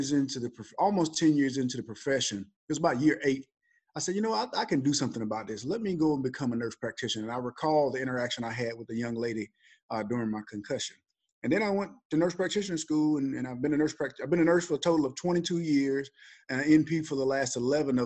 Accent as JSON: {"language": "English", "region": "Alabama", "country": "United States", "said": "So I'm originally from Alabama. I was a pretty good football player in high school."}